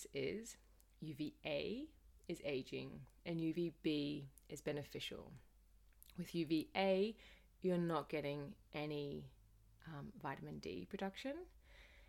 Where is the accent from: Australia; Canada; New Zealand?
Australia; As a child growing up in Australia